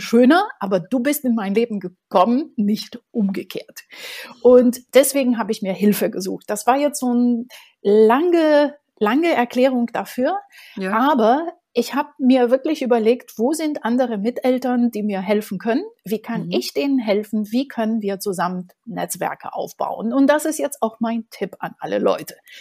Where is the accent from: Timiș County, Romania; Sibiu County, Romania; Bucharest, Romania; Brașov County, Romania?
Bucharest, Romania; German is a second language; now in Berlin, Germany; Ich bin in Bukarest geboren